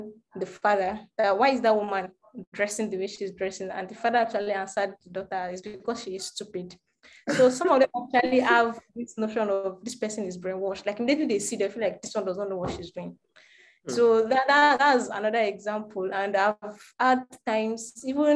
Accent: Yorubaland, Nigeria; I'm Yoruba

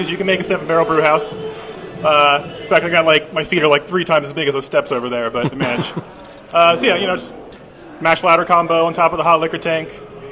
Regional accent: Tennessee, United States; now in Cleveland, United States; I'm just from Tennessee

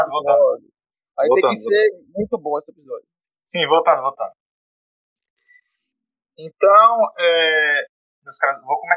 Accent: Brazil; a gente é brasileiro.

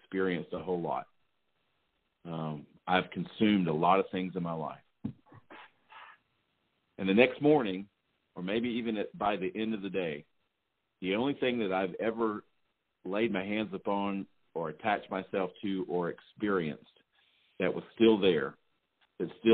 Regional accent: the South, United States; I'm from the South

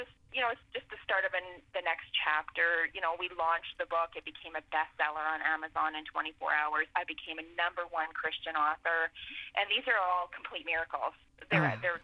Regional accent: Portage la Prairie, Manitoba, Canada; moved away; my hometown

